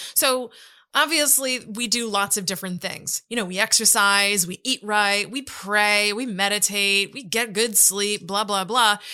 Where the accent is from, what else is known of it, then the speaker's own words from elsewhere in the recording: United States; as an American